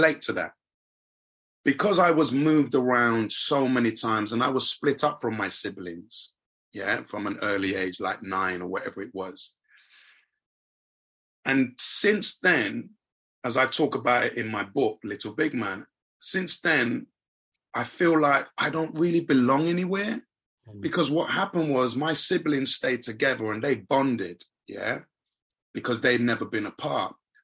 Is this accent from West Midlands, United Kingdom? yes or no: no; London, United Kingdom; also born or lived in Lagos, Nigeria; me being a young black boy or growing up in Hackney